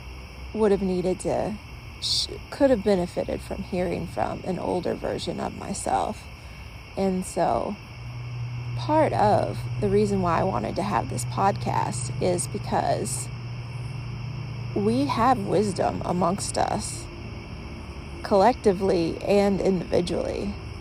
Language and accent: English; the South, United States; Like, growing up in the South, I used to hear people just tell stories all the time.